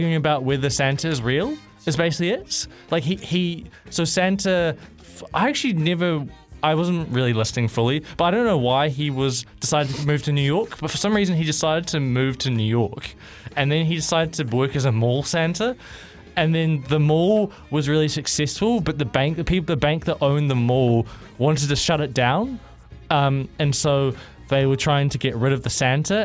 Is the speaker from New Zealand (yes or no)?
yes; New Zealand; I'm Kiwi